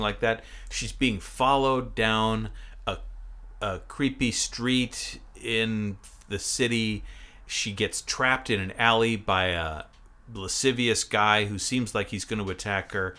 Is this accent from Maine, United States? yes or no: yes; Maine, United States; I grew up in Maine